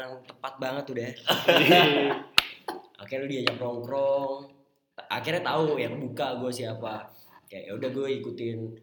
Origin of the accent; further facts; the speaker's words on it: Bekasi, West Java, Indonesia; moved away as an adult; also born or lived in Yogyakarta; gue dari Jakarta Jakarta mana Bekasi